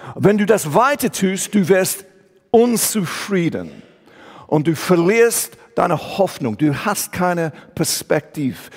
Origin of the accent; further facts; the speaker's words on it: England, United Kingdom; German is a second language; moved away as an adult; also born or lived in Switzerland; now in Aarau, Switzerland; Ich komme ursprünglich aus England, wohne aber seit dieses Jahr 25 Jahre hier in die Schweiz